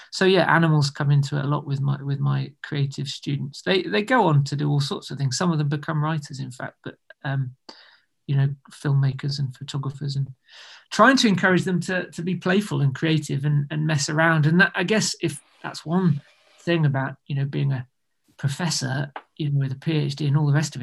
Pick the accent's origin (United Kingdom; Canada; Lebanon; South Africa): United Kingdom; being British